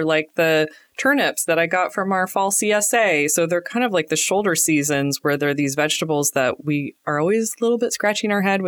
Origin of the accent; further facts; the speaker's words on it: Portland, Oregon, United States; We're home cooks from Portland, Oregon.